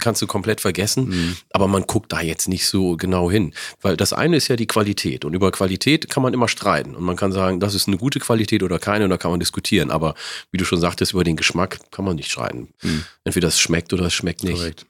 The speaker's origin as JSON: {"language": "German", "area": "Wollega", "region": "Oromia", "country": "Ethiopia", "tie": "born or raised there", "also_born_or_lived": "Northern Germany", "moved": "yes", "lives_now": "Germany", "said": "aus der Region, wo ich komme, Wallaga"}